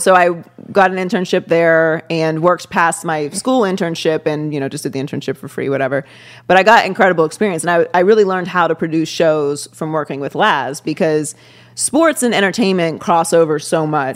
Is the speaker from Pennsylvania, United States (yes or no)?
yes; Pittsburgh, Pennsylvania, United States; moved away as an adult; also born or lived in Miami; now in Los Angeles, United States; I was born and raised in Pittsburgh.